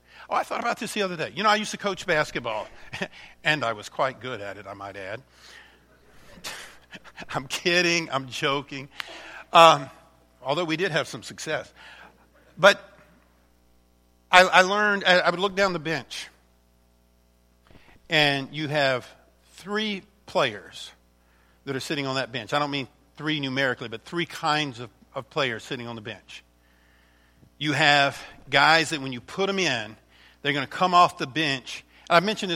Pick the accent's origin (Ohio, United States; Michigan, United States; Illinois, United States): Michigan, United States; Alcona County; We're from Alcona County